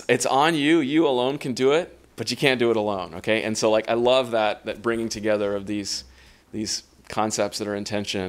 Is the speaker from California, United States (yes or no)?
yes; Los Angeles, California, United States; I was born and raised in Southern California in the LA area